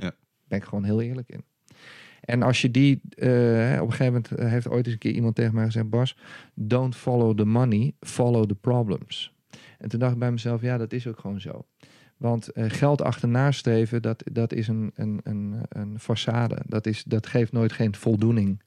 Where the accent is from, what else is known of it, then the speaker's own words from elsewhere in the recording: Raalte, Overijssel, Netherlands; also born or lived in Haarlem; oorspronkelijk kom ik uit Haarlem. En eh, uiteindelijk ben ik eh, als jonge jongen ben ik, in de regio van Deventer terechtgekomen. Toen was ik een, een, jaar of zes